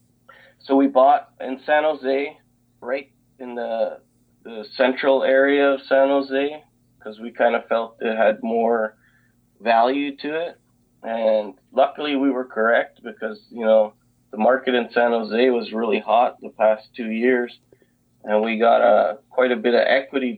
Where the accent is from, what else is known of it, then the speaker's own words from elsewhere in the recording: Calgary, Alberta, Canada; I'm originally from Canada, Calgary, Alberta